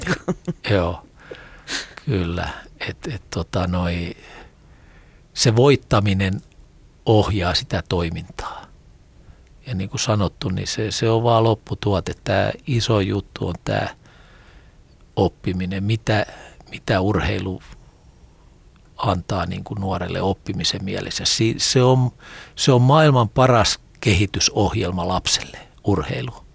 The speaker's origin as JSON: {"language": "Finnish", "town": "Rauma", "region": "Satakunta", "country": "Finland", "tie": "born or raised there", "said": "Rauma on mulle mun kotikaupunki"}